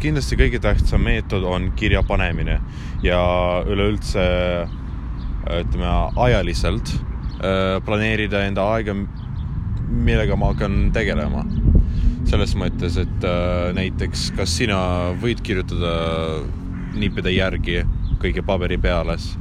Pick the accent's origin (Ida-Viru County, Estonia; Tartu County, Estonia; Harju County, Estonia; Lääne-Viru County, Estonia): Ida-Viru County, Estonia; Estonian is a second language; moved away as an adult; kui mina olin Ida-Virumaal